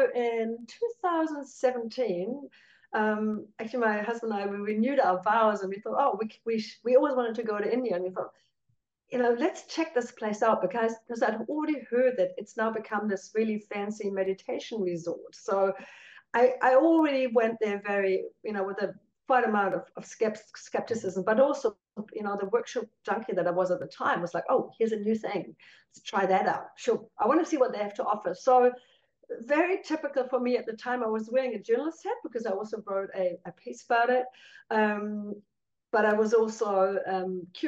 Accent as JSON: {"language": "English", "town": "Cologne", "region": "North Rhine-Westphalia", "country": "Germany", "tie": "born or raised there", "moved": "yes", "lives_now": "New Zealand", "said": "growing up in Cologne"}